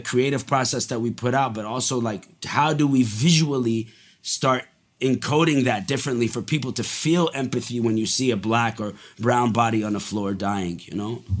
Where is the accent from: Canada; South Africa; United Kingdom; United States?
Canada; Montreal, Quebec; also born or lived in Dubai, United Arab Emirates; I was born in Dubai, and then we moved to Montreal when I was five